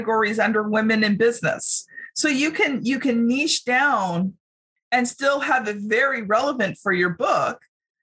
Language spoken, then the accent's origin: English; Canada; as a Canadian